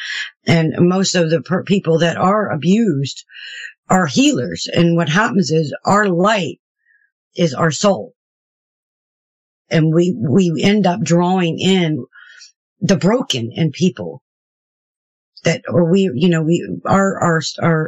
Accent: Houston, Texas, United States; moved away; also born or lived in Maryland / Shepherdstown; I was raised in Houston, Texas. I was a Southern Baptist. And then when I moved back to Maryland where I was born

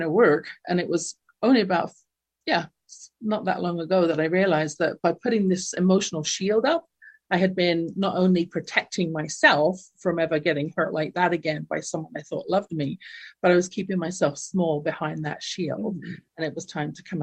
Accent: London, United Kingdom; now in Calgary, Canada; growing up in my household in London, England, you can tell from my accent, I wasn't born in North America

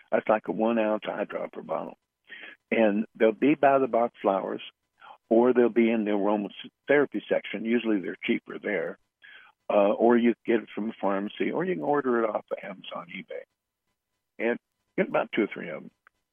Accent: United States; I'm American.

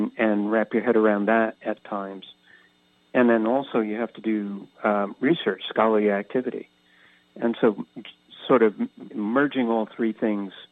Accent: Catskill region of New York State, United States; also born or lived in Philadelphia; now in San Diego, United States; I grew up on the East Coast in the Catskill region of New York State, but lived most of my life in Philadelphia, moving here to San Diego about 14 years ago

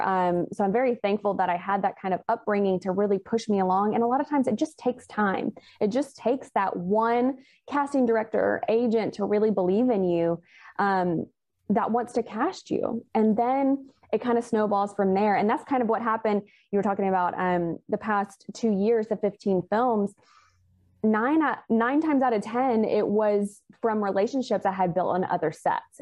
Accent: Alabama, United States; moved away; I am originally from Alabama

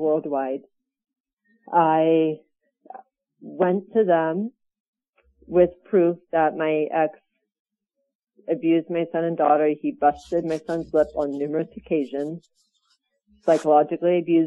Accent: Burbank, California, United States; I am from Burbank, California.

